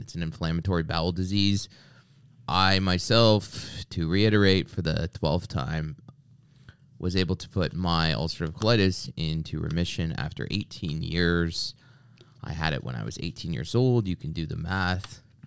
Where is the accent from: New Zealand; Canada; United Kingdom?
Canada; I grew up in Canada